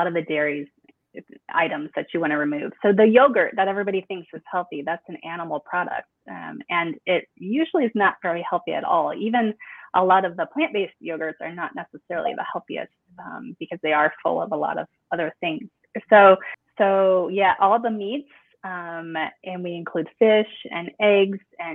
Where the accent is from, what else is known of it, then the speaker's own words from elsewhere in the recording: Midwest, United States; I grew up in the Midwest and I still am in the Midwest